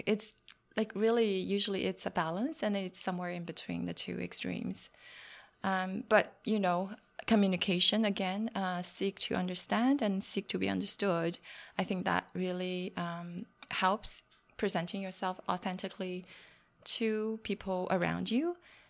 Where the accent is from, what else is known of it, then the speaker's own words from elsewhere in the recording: China; English is a second language; moved away; I came from China many years ago, and there's a big cultural difference between what we do in China and what we do here.